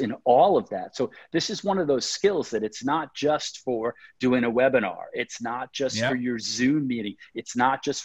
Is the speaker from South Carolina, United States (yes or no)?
no; New York, United States; now I'm from New York